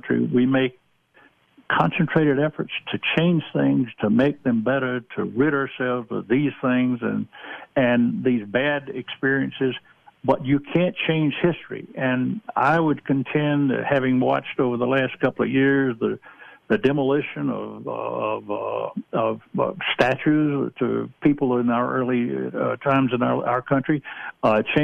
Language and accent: English; Georgia, United States; moved away; I come from the Deep South. I'm originally from Georgia.